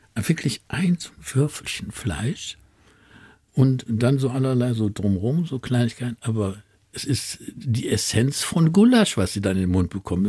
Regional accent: Duisburg, North Rhine-Westphalia, Germany; von Duisburg, wo ich groß geworden bin

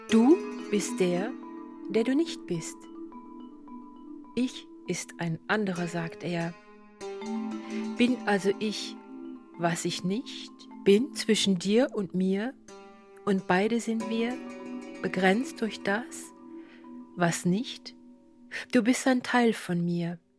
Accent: Luxembourg; now in Germany; Also ich bin Luxemburgerin und damit hätte ich drei Muttersprachen, Deutsch, Französisch und Luxemburgisch.

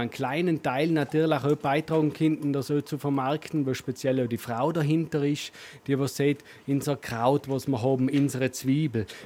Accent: Längenfeld, Tyrol, Austria; Ich komme aus dem Dolch, bin in Lengenfeld am Brand, an der Brandolm aufgewachsen.

